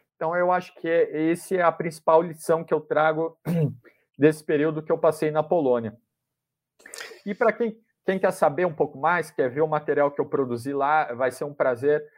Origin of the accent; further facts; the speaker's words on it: Brazil; sou jornalista, sou brasileiro, não falo nada de ucraniano